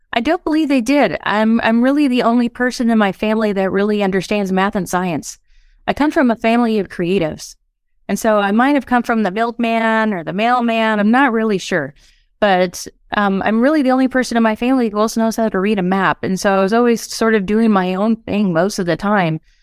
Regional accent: West Texas, United States; moved away as an adult; also born or lived in Southern California; I grew up in West Texas

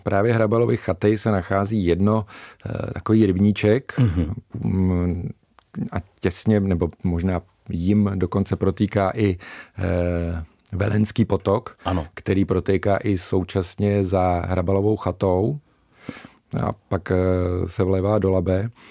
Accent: Polabí, Central Bohemian Region, Czechia; jsem člověk eh, z Polabí

